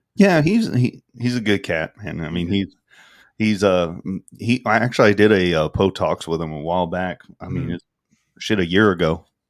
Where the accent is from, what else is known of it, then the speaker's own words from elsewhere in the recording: the South, United States; I'm from the South. We love our sweet tea.